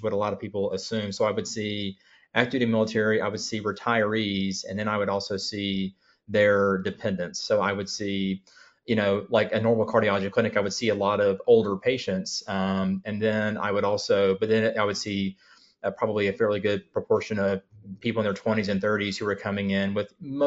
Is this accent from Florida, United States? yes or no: no; Columbus, Georgia, United States; I grew up in Columbus, Georgia, which is an Army town